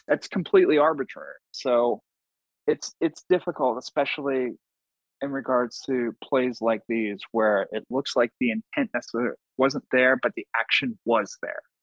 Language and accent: English; Long Island, New York, United States; born and raised on Long Island